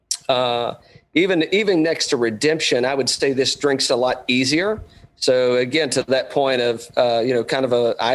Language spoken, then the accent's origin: English; East Tennessee, United States; moved away; I grew up in East Tennessee